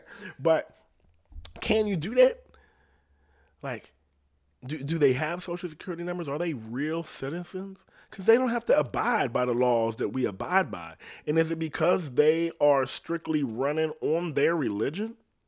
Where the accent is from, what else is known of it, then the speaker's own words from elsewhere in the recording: Ohio, United States; I'm from Ohio. People be living out in the country and self-sustained.